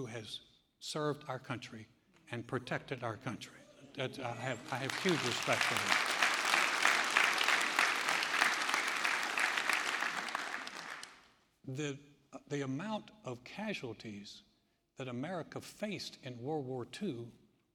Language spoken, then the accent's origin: English; United States